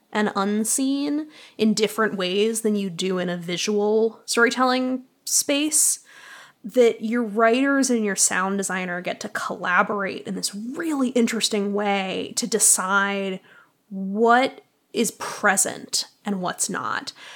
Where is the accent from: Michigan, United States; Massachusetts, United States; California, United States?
Massachusetts, United States; Boston; now in Chicago, United States; I grew up in Boston